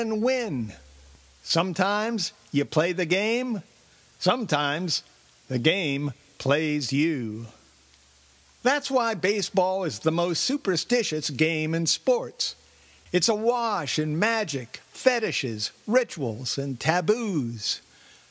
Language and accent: English; Los Angeles, California, United States; my hometown of Los Angeles